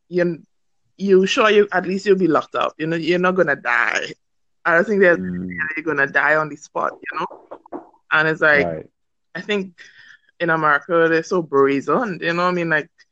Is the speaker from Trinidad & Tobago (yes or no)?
yes; Trinidad & Tobago